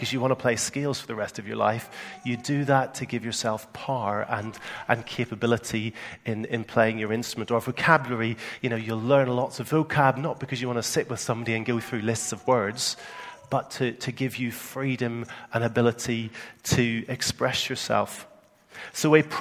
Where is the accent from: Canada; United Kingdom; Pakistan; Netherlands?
United Kingdom; Northern Ireland; accent: Northern Ireland; moved away; my Northern Ireland accent